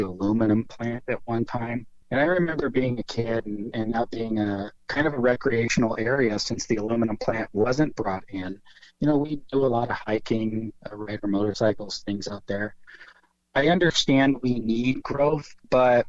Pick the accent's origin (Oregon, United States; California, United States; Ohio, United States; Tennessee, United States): Oregon, United States; Warrenton; also born or lived in McMinnville, Oregon; I'm a lifelong Oregonian. I moved to the coast when I was five. I moved here from McMinnville